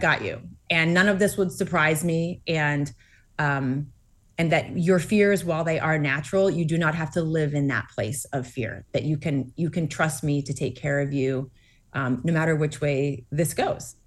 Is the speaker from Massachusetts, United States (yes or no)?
yes; Massachusetts, United States; born or raised there